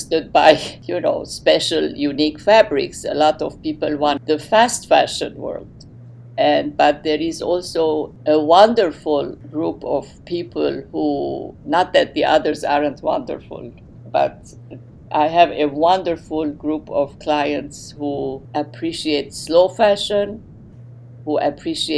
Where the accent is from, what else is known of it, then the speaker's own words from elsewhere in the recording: Beirut, Beirut Governorate, Lebanon; English is a second language; moved away as an adult; also born or lived in London, United Kingdom; now in Cleveland, United States; I was born and raised in Lebanon, and I to Lebanese Armenian parents